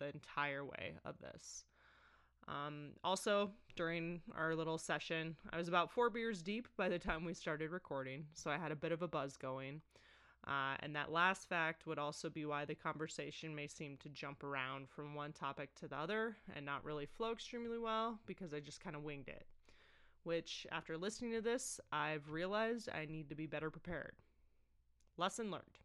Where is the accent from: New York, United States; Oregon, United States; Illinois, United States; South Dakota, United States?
South Dakota, United States; Holabird; also born or lived in Highmore, South Dakota; was born and raised on a farm in small town South Dakota. I'm originally from Hollabird and went to school in Highmore